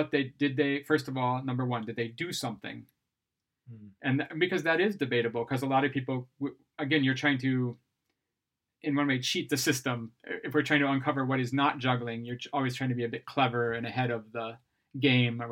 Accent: Ohio, United States; moved away as an adult; now in Sweden; I'm from Ohio

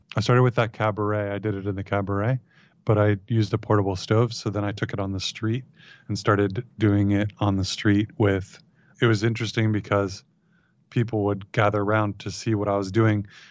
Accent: Ohio, United States; also born or lived in San Francisco / Marin; moved to Ohio, where I was raised

